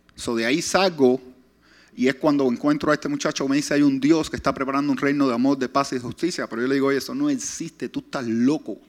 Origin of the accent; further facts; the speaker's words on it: Pinar del Río, Cuba; also born or lived in Hialeah, Florida; now in West Palm Beach, United States; son del lugar que yo salí, Pinar de Río